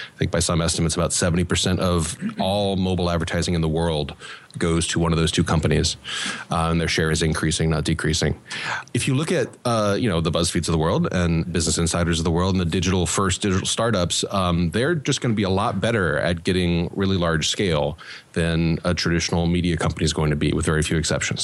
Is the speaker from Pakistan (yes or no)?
no; South Louisiana, United States; I'm a Cajun from South Louisiana